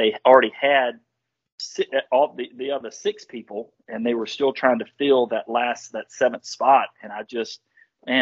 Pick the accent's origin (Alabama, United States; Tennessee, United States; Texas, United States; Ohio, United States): Tennessee, United States; Nashville; I was born and raised here in Nashville, Tennessee